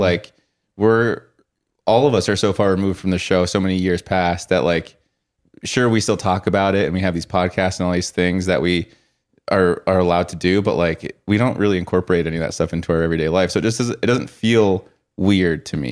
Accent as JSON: {"language": "English", "region": "Colorado", "country": "United States", "tie": "born or raised there", "said": "growing up in Colorado"}